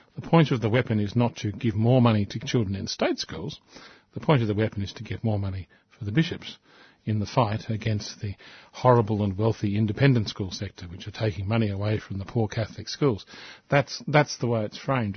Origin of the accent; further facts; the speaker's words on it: Australia; We are an English speaking country.